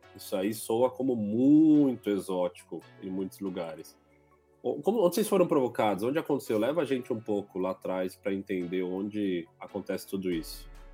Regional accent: São Paulo, Brazil; eu sou paulista também, que nem você. Eu sou paulistano

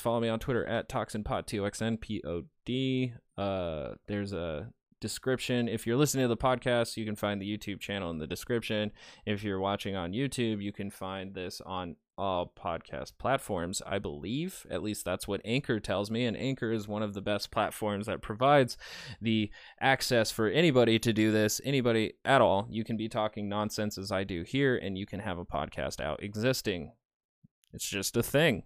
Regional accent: United States; I'm American

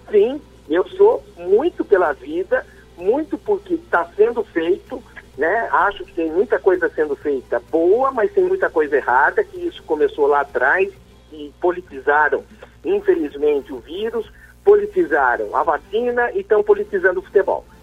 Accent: Piracicaba, São Paulo, Brazil; quinzista, nasci em Piracicaba, torço pro 15.

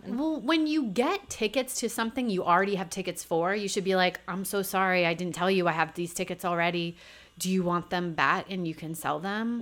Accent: New Hampshire, United States; now in New York, United States; I'm from New Hampshire

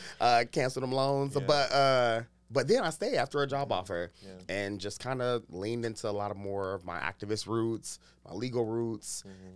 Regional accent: Youngstown, Ohio, United States; moved away; also born or lived in Dayton, Ohio / Washington, D.C.; I grew up in Youngstown, Ohio, eventually moved to Dayton, Ohio. So I live both in the north and the southern parts of Ohio, which is really black as hell.

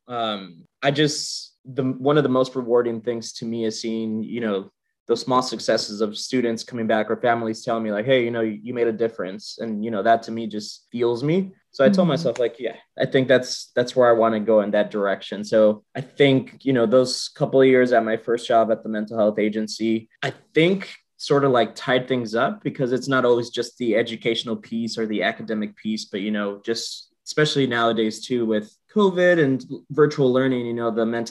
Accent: San Jose, California, United States; I'm originally from San Jose, California.

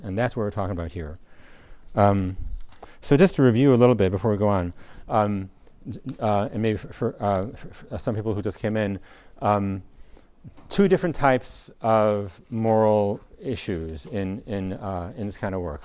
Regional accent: United States; as, as American

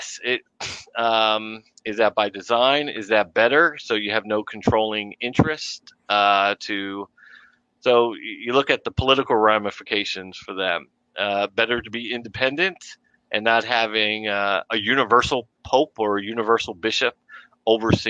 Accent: New York City, New York, United States; accent: intrusive R; growing up in Brooklyn, New York.

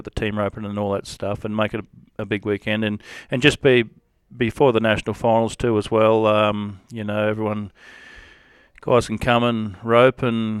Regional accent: Alice Springs, Northern Territory, Australia; born there; I was born in Alice Springs, 1974. I was 45 the other day.

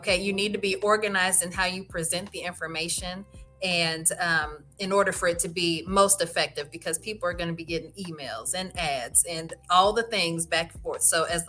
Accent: Midwest, United States; now in Texas, United States; I came from the Midwest and I know it's cold there right now.

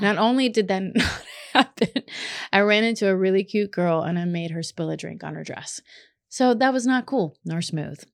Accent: Kentucky, United States; moved away; I grew up in Kentucky

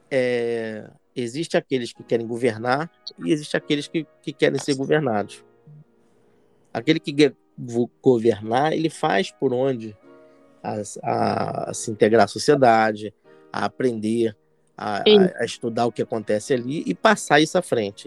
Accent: Rio de Janeiro, Brazil; eu nasci no Morro da Providência.

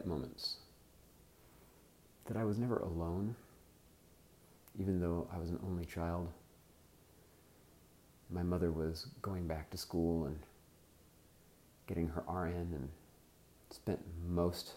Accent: Southern California, United States; I'm an American. I grew up in Southern California

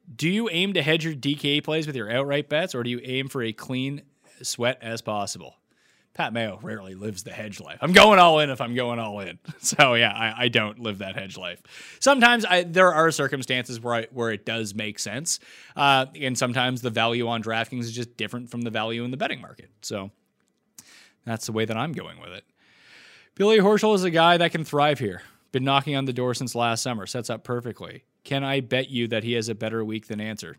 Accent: Nova Scotia, Canada; So I'm from New Scotland, Nova mm. Scotia.

